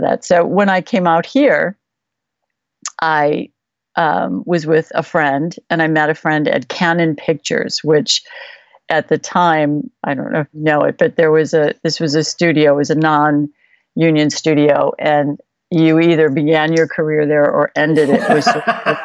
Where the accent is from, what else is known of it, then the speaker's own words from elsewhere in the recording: Chicago, Illinois, United States; now in California, United States; I grew up in Chicago